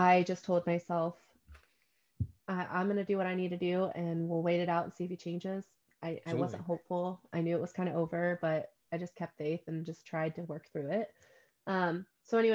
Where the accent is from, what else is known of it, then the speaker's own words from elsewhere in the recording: the South, United States; I was raised in the South